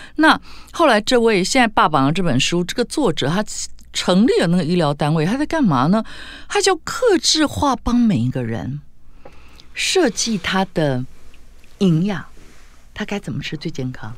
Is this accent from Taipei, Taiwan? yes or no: no; Tainan, Taiwan; 因为我们是台南人嘛